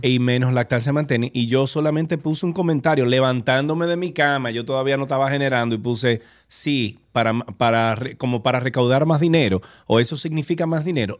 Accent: Dominican Republic

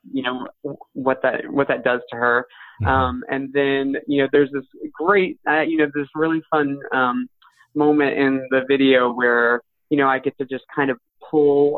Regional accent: Chattanooga, Tennessee, United States; where I grew up in Chattanooga.

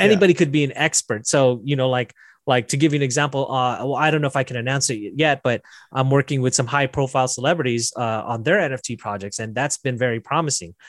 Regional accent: Las Vegas, Nevada, United States; I'm from Las Vegas

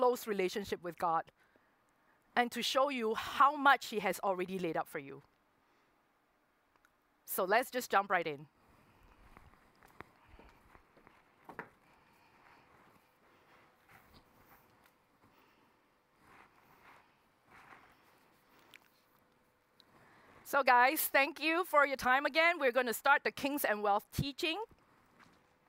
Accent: Singapore; moved away as an adult; also born or lived in Hong Kong; I'm originally from Singapore, but I moved to Hong Kong when I had the opportunity

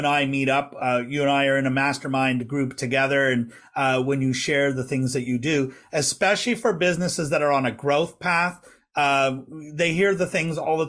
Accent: West Coast of Canada, Canada; being a West Coaster, I don't have quite the same pronunciation as maybe people from Ontario or Quebec have

